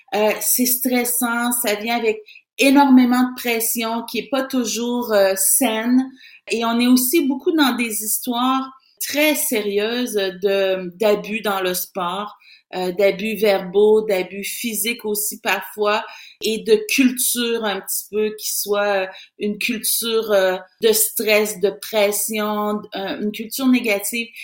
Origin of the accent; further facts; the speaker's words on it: Saint-Marc-des-Carrières, Quebec, Canada; j'ai quitté mon, mon village natal de, de Saint-Marc-des-Carrières